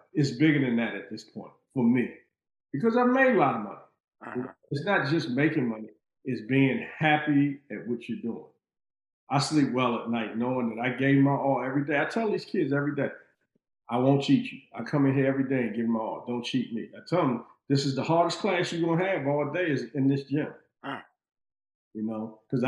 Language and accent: English; Washington, District of Columbia, United States; growing up in Riggs Park, you know, being light-skinned